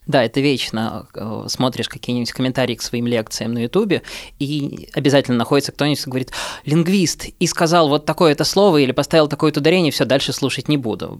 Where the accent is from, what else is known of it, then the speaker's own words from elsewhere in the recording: Minsk, Belarus; first language Russian; now in Russia; я сам родом из Минска. Не уверен, что это слышно по моей речи, хотя несколько аспектов, отличающих мою речь от московской речи, есть